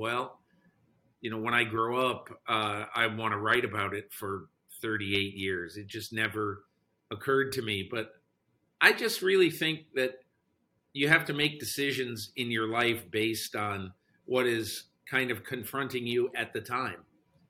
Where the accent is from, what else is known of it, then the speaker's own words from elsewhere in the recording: Enfield, Connecticut, United States; moved away; When I was a kid growing up in Enfield, Connecticut